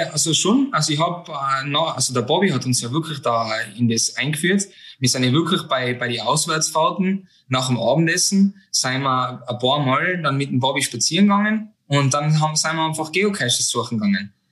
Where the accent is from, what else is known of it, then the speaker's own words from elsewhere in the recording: Hochrum, Tyrol, Austria; born there; now in Linz, Austria; Geboren bin ich in Hochrum.